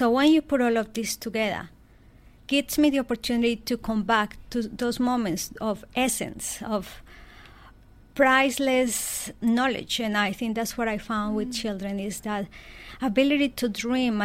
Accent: Colombia; I was born in Colombia in a very small village, and my parents' backyard was my everything.

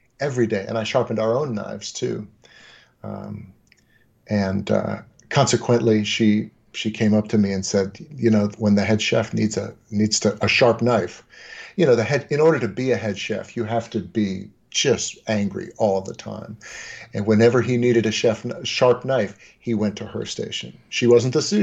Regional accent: New York, United States; we grew up in New York

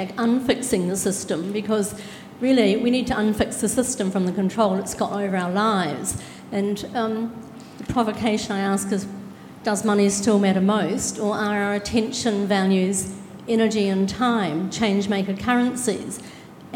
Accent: New Zealand; now in Australia; I'm a New Zealander who's living here

